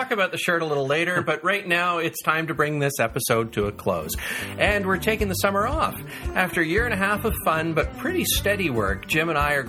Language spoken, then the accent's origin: English; Canada; being both Canadian modelers